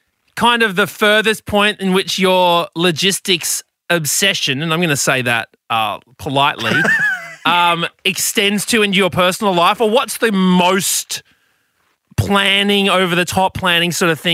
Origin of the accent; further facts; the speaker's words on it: Brisbane, Queensland, Australia; When I was, you know, a child growing up in Twong, Brisbane